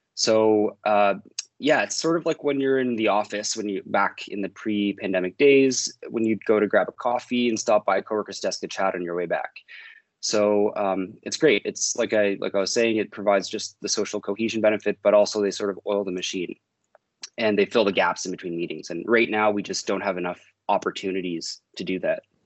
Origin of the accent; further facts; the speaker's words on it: the Maritimes, Canada; now in Toronto, Canada; I'm from the Maritimes